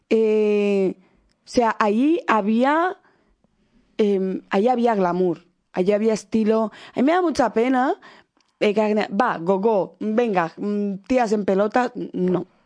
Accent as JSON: {"language": "Spanish", "country": "Equatorial Guinea", "said": "Y si encima yo sospechaba que podía ser de Guinea Ecuatorial, de mi país, ay, ¿de dónde eres?"}